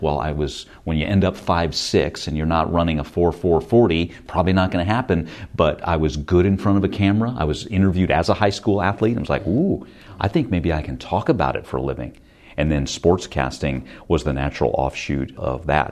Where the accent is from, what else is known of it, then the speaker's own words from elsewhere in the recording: Stockton, California, United States; moved away; also born or lived in San Francisco; I'm from Stockton, California